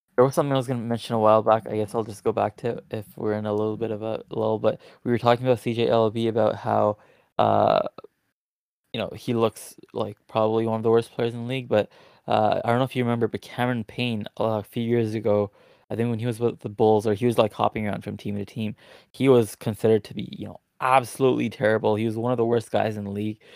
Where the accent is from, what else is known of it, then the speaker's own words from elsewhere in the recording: Toronto, Ontario, Canada; I'm from Toronto